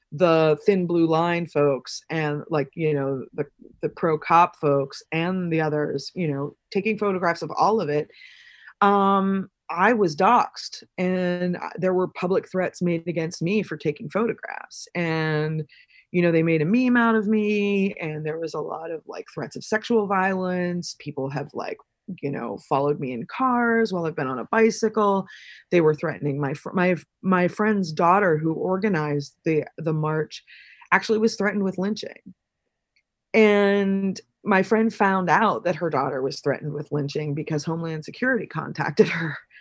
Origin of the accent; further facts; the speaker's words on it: Pennsylvania, United States; moved away; also born or lived in New York; this town, my hometown, was one of the first towns in the, in the United States to start manufacturing less lethal munitions